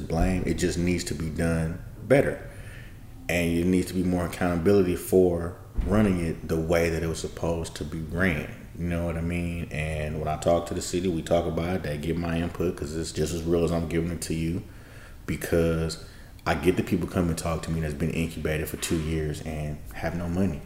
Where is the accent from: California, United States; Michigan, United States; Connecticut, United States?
California, United States; Oakland; I'm from East Oakland